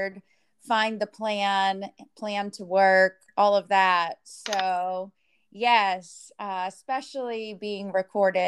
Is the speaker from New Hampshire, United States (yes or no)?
yes; New Hampshire, United States; moved away as an adult; I was raised in New Hampshire